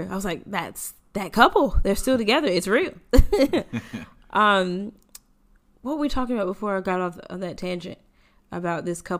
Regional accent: United States; now in Australia; as an American

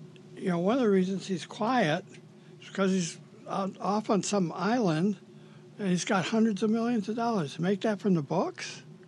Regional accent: Detroit, Michigan, United States; I grew up in Detroit.

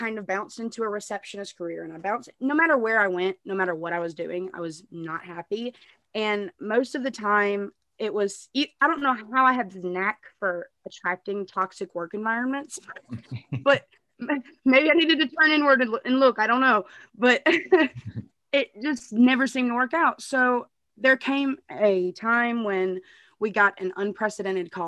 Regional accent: Jackson, Mississippi, United States; I'm from Jackson, Mississippi

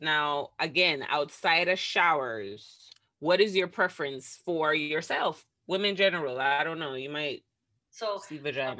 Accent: Jamaica; I think being Jamaican, I think that's why we are so familiar with the uncircumcised

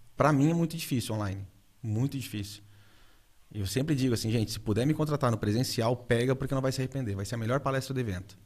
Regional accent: Urussanga, Santa Catarina, Brazil; eu carrego o nome, cara, de Uruçanga para tudo, para todos os ventos

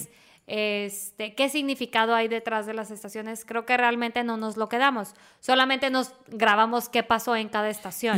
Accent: Monterrey, Nuevo León, Mexico; yo soy regia

